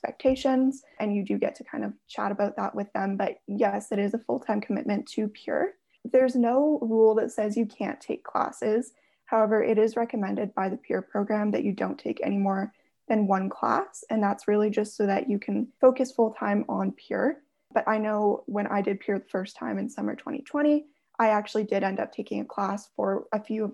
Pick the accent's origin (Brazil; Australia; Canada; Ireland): Canada; Airdrie, Alberta; I grew up just outside of Calgary, so in the smaller area of Airdrie